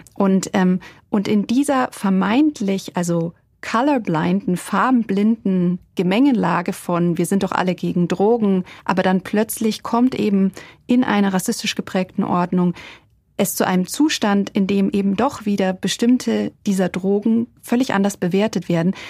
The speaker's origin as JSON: {"language": "German", "country": "Germany", "said": "als Deutsche"}